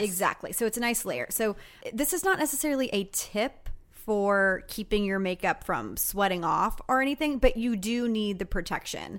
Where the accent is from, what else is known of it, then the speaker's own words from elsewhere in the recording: Texas, United States; moved away; Growing up in Texas